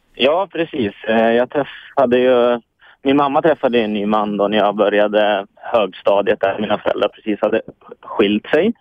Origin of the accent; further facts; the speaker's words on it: Hudiksvall, Gävleborg County, Sweden; moved away as an adult; now in Stockholm, Sweden; Jag är uppvuxen uppe i Hudiksvall. Eh, mm. Eh, bor nu i Stockholm